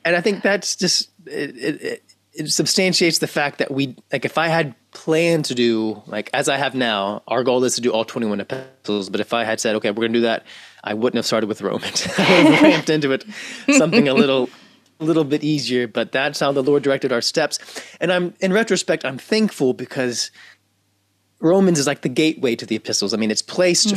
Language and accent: English; Memphis, Tennessee, United States; have born and raised in Memphis, Tennessee